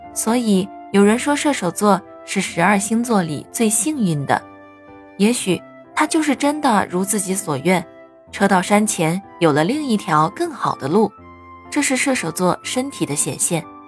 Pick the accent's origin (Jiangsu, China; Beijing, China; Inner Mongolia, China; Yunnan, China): Inner Mongolia, China; 在我的家乡内蒙古